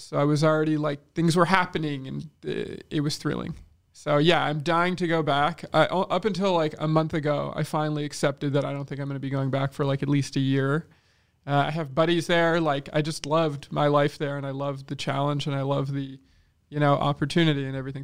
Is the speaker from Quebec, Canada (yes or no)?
yes; Quebec, Canada; we're an English minority in a fucking English speaking, okay, in Quebec